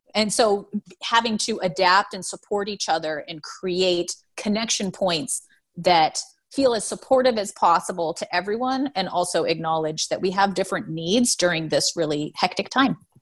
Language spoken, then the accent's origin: English; Seattle, Washington, United States; I'm, I'm from Seattle